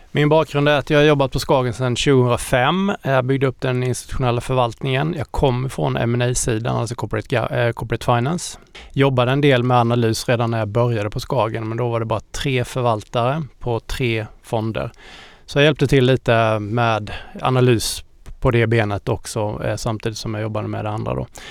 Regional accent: Småland, Sweden; also born or lived in Austria; jag är halvösterrikare och halvsmålänning

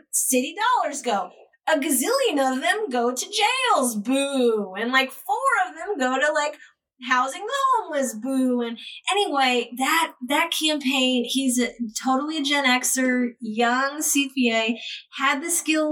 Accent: Ohio, United States; I'm from Ohio

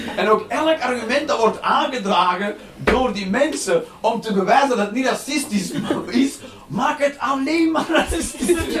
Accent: Flanders, Belgium

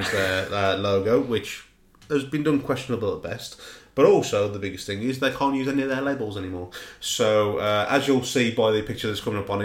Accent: Black Country, West Midlands, United Kingdom; I grew up in the Black Country

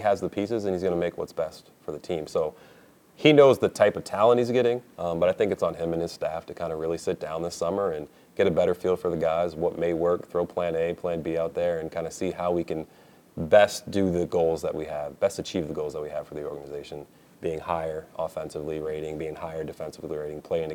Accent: Springfield, Massachusetts, United States; when I was very little, growing up in Springfield, Massachusetts, and the people around me

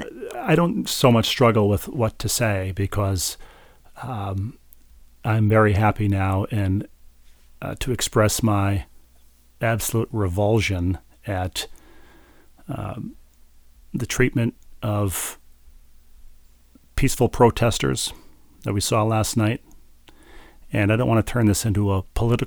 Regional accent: Minnesota, United States; moved away; my home state in Minnesota

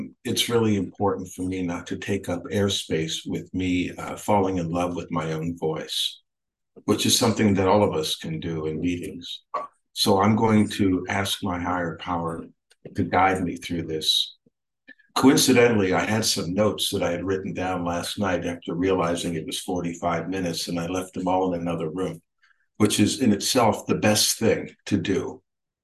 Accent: California, United States; also born or lived in New York; now in Austin, United States; grew up basically in California

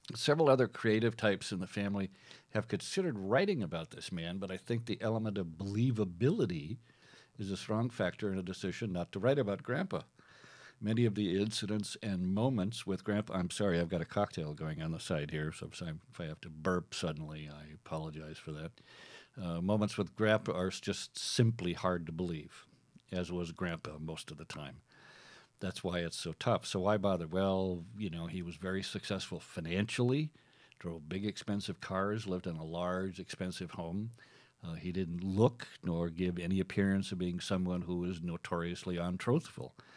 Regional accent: Minnesota, United States; also born or lived in Iowa / South Dakota; I was born and raised in Minnesota

